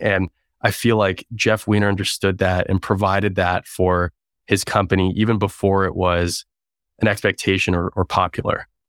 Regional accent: Toronto, Ontario, Canada; moved away as an adult; also born or lived in Waterloo, Canada / Bay Area, United States; now in United States; I'm originally Canadian, now American. I grew up in Toronto.

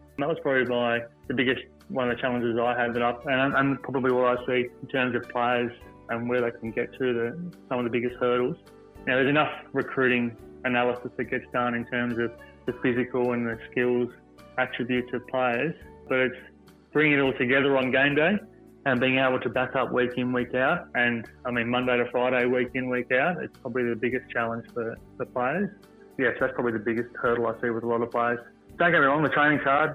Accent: Sydney, New South Wales, Australia; I grew up in Picnic Point, southwest Sydney.

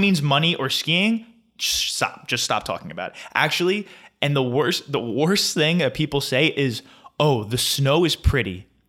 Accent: Flemington, New Jersey, United States; Costco has taken over my hometown

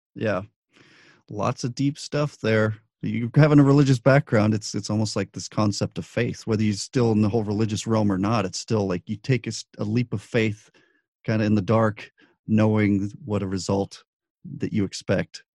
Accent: Albuquerque, New Mexico, United States; moved away; also born or lived in Los Angeles; I grew up in Albuquerque

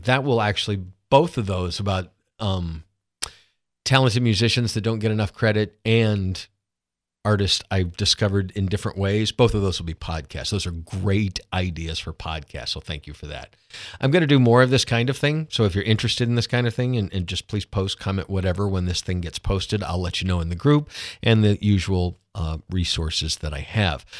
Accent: Lawrenceville, Georgia, United States; I grew up outside of Atlanta in Gwinnett County.

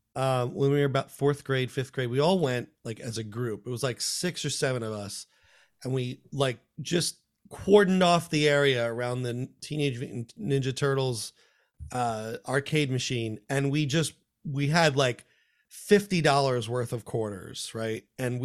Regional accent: Paramus, New Jersey, United States; This is when I was growing up in Paramus.

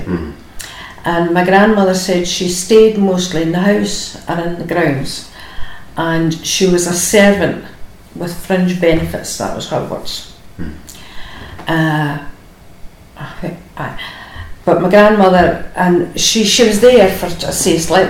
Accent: Larkhall, Scotland, United Kingdom; I was born in Loch Hall in 1950

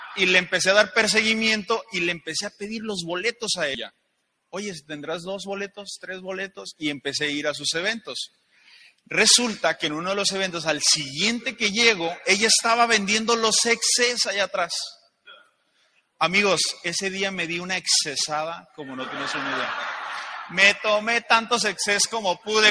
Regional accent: León, Guanajuato, Mexico; also born or lived in Guadalajara; yo soy de León, Guanajuato

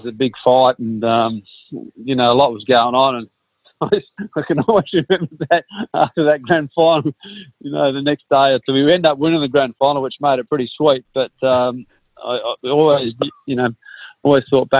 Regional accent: Kalgoorlie, Western Australia, Australia; now in Margaret River, Australia; to grow up in a country town, and, you know, Kalgoorlie was an awesome town to grow up in.

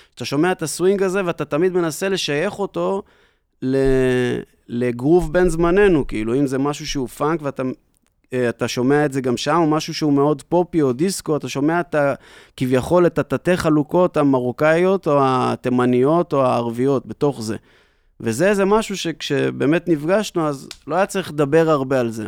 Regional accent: Tiberias, Northern District, Israel; also born or lived in New York; אני גדלתי בטבריה לאבא שיש לו להקת חתונות ואירועים

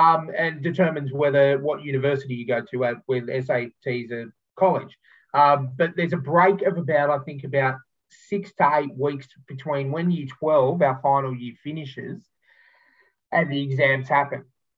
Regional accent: Sydney, New South Wales, Australia; I'm born and bred in Sydney

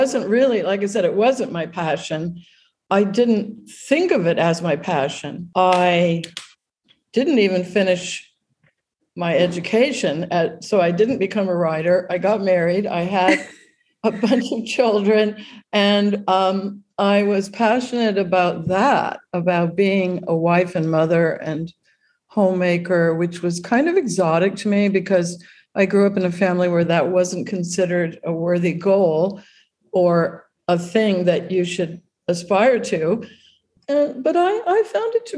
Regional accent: Honolulu, Hawaii, United States; I grew up during the territory days of Hawaii. Statehood happened when I was in ninth grade. So when I was growing up in Waikiki

